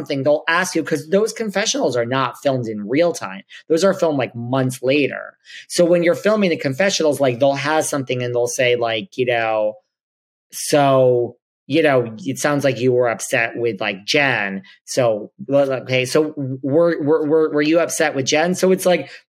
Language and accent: English; New York, United States; I'm from New York